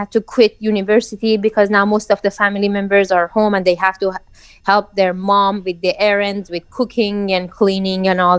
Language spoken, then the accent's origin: English; Iran; moved away; I grew up in Iran